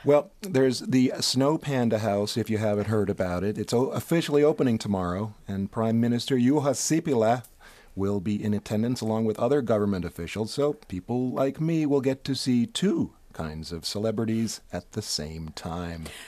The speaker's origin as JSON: {"language": "English", "country": "United States", "tie": "born or raised there", "moved": "as an adult", "lives_now": "Finland", "said": "In the States, where I grew up"}